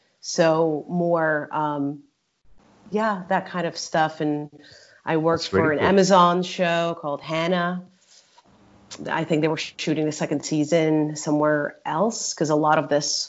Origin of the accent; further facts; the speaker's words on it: Hungary; also born or lived in California, United States; I was born in Budapest, Hungary. Right. But I grew up between the U.S. and Hungary because I had family in the U.S. So I sort of grew up between California and Hungary. And then I lived all over the world